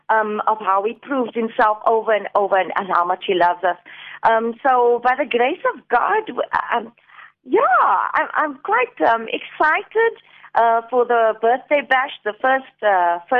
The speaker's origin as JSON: {"language": "English", "town": "Port Elizabeth", "region": "Eastern Cape", "country": "South Africa", "tie": "born or raised there", "moved": "as an adult", "lives_now": "Cape Town, South Africa", "said": "I'm from Port Elizabeth"}